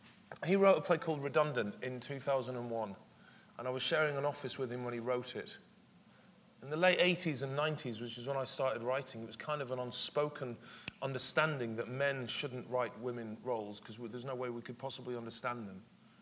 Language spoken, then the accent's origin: English; Stockport, North West England, United Kingdom; moved away; also born or lived in London / Edinburgh / York; a man going back to Stockport, which was my hometown